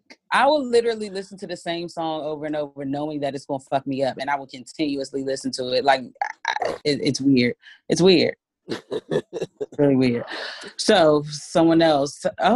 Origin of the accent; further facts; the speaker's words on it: Canada; I was raised in Canada, and I absolutely love it.